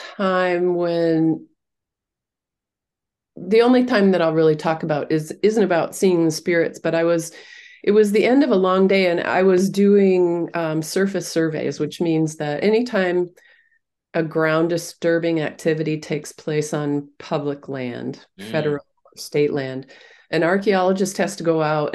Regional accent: Minnesota, United States; It was snowy, but it was no worse than a Minnesota winter. I grew up in Minnesota.

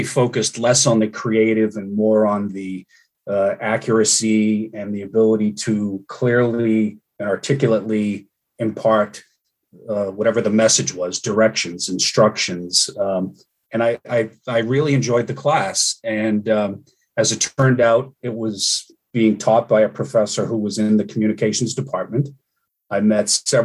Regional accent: Cambridge, Massachusetts, United States; I grew up in Cambridge

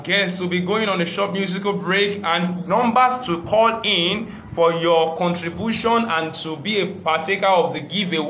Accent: Nigeria; As a Nigerian student, how can someone achieve that with the cost of internet that is so high?

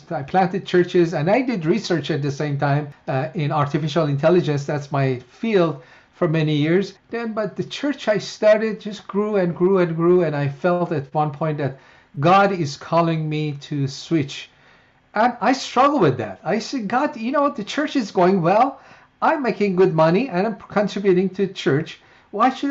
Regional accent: Iran; moved away as an adult; now in United States; I was born in Iran as a Muslim. I grew up as a Muslim and followed Islam.

